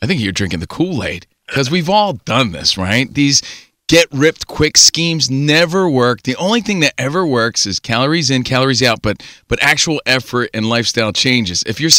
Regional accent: East Coast, United States; now in Los Angeles, United States; And by the way, we're from the East Coast, … and …. If you don't know, now you know. Out here in the mean streets of L.A.

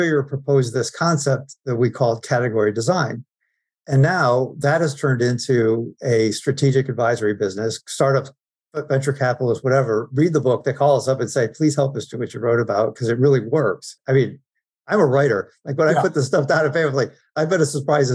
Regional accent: Binghamton, New York, United States; I grew up in Binghamton, New York

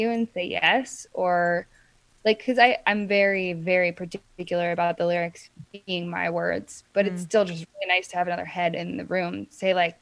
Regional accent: Oregon, United States; my hometown in Oregon

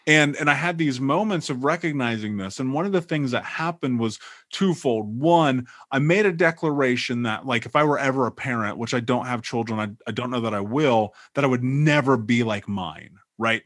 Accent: Indianapolis, Indiana, United States; moved away; I grew up in Indianapolis

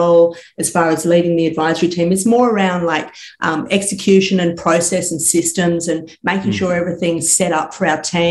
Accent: Sydney, New South Wales, Australia; I grew up in Sydney, eastern suburbs

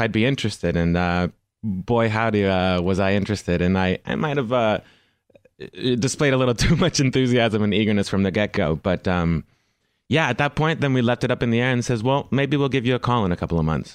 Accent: Houston, Texas, United States; now in Los Angeles, United States; I'm originally from Houston, Texas

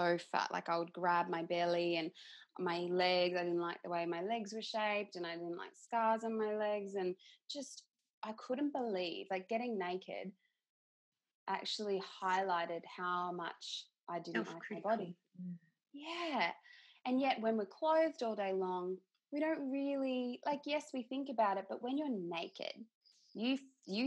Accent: Queensland, Australia; moved away as an adult; also born or lived in Brisbane; now in Perth, Australia; I'm originally from Queensland

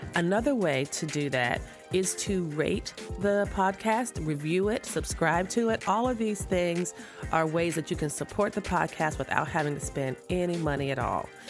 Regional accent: South Florida, United States; I'm from South Florida

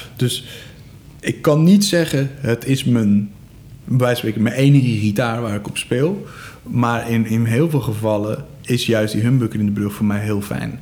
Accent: Egmond, North Holland, Netherlands; ik kom zo uit Egmond

